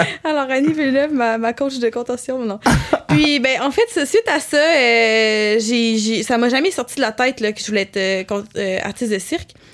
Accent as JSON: {"language": "French", "town": "Quebec City", "region": "Quebec", "country": "Canada", "said": "je viens de Québec, fait que là, je suis à Montréal"}